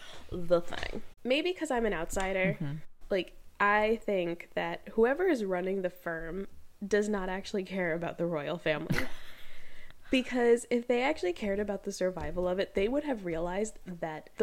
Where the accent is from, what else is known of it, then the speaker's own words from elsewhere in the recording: United States; us Americans